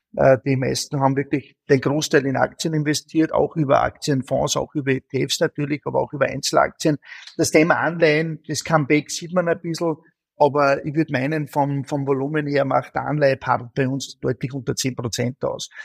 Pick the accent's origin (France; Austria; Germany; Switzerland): Austria; als Österreicher